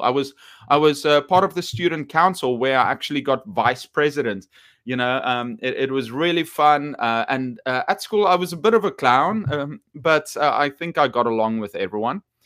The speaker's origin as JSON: {"language": "English", "country": "South Africa", "tie": "born or raised there", "said": "I'm from South Africa"}